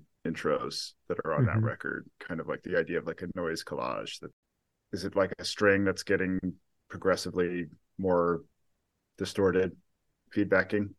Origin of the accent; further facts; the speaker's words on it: Amherst, Massachusetts, United States; my hometown, Amherst, Massachusetts